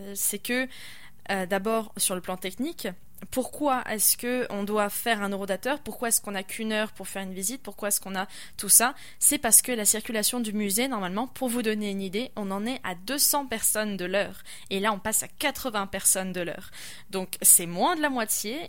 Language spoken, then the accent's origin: French; France; also born or lived in Quebec; now in Quebec City, Canada; je suis française